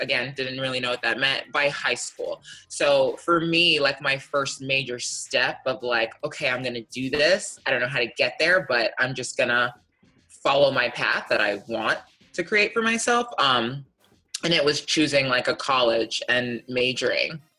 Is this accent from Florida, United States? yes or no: yes; Miami, Florida, United States; growing up in Miami